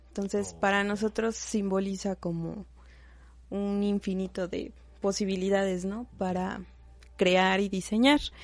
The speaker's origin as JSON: {"language": "Spanish", "town": "Izúcar de Matamoros", "region": "Puebla", "country": "Mexico", "said": "nosotros somos originarias de Izúcar de Matamoros"}